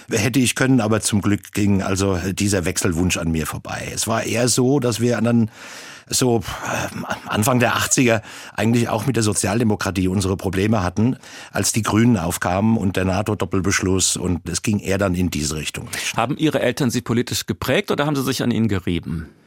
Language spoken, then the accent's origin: German; Bavaria, Germany; was ist das jetzt genau für ein Dialekt und wo kommst du eigentlich her? Und ich sagte ihm, ja, ich bin ein waschechter Bayer